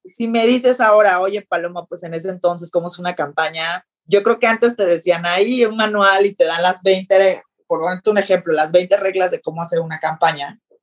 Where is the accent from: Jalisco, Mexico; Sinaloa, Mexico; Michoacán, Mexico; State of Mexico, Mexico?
Sinaloa, Mexico; moved away as an adult; now in Mexico City, Mexico; yo que soy sinaloense